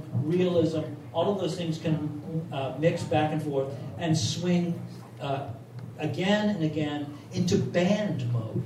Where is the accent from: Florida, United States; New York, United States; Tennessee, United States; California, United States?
Tennessee, United States; Memphis; I was born in 1950 in Memphis, Tennessee. I grew up in segregation, hard segregation